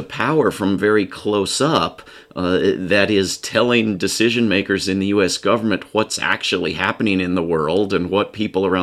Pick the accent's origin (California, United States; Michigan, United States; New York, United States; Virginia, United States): Virginia, United States; Reston; I grew up in Reston